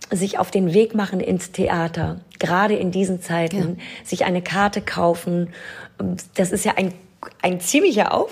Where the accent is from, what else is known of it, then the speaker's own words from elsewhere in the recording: Nidderau, Hesse, Germany; moved away as an adult; also born or lived in Hanau / London / Paris / New York; now in Berlin, Germany; Ich bin in Hanau geboren. Ich bin aufgewachsen in Ostheim, Niederau-Ostheim. Das ist ein kleines Dorf bei Hanau und bin dann direkt von meinem Dorf nach London gegangen